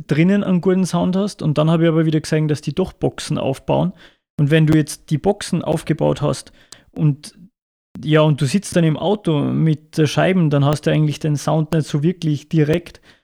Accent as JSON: {"language": "German", "region": "Salzburg", "country": "Austria", "said": "bei uns in Salzburg"}